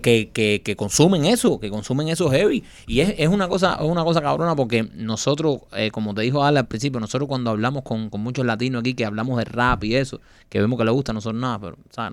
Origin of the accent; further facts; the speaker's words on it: Cuba; moved away; poder ir a mi país y poderle enseñar a mis hijas donde yo nací